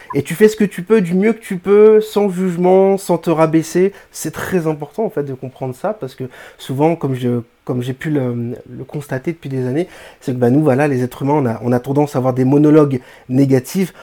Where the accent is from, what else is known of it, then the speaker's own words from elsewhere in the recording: Réunion; Je suis francophone, je suis français, réunionnais